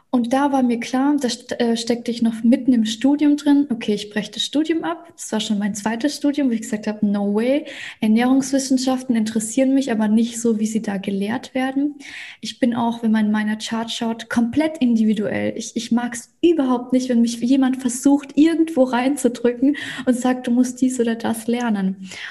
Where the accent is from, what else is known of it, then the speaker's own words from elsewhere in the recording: Russia; now in Germany; Ich bin ja gebürtige Russin, deswegen mache ich auch viel auf Russisch